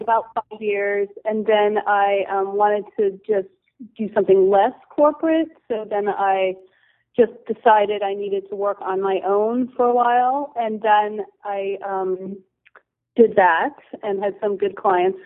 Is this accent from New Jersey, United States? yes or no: yes; New Jersey, United States; moved away as an adult; also born or lived in Syracuse, New York; I'm from the East Coast originally, and um, I grew up in New Jersey